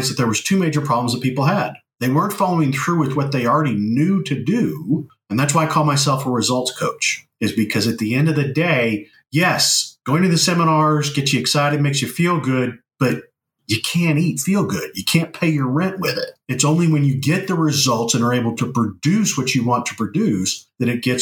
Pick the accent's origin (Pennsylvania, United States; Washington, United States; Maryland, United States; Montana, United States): Montana, United States; I grew up in Montana